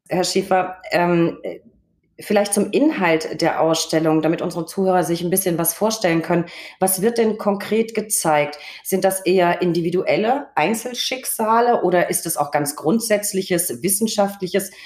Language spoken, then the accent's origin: German; Recklinghausen, North Rhine-Westphalia, Germany; in meiner Heimat, nee, Recklinghausen